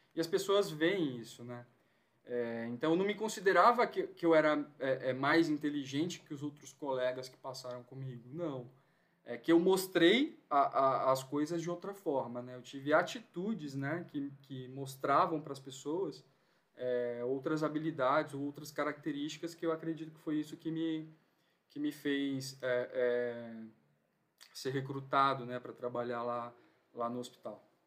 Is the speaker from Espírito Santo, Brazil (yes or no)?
yes; São Mateus, Espírito Santo, Brazil; moved away as an adult; now in São Paulo, Brazil; eu sou lá do Espírito Santo, de São Mateus, uma cidade do interior, litoral norte. Fiz faculdade de fisioterapia lá e me mudei para São Paulo assim que eu terminei